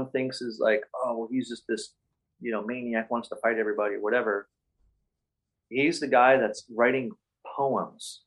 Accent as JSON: {"language": "English", "town": "Cleveland", "region": "Ohio", "country": "United States", "tie": "born or raised there", "moved": "yes", "said": "I grew up in Cleveland in the 80s skateboarding"}